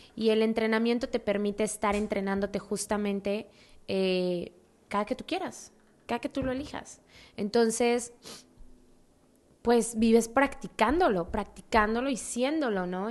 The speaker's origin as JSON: {"language": "Spanish", "region": "Mexico City", "country": "Mexico", "said": "yo soy de Ciudad de México"}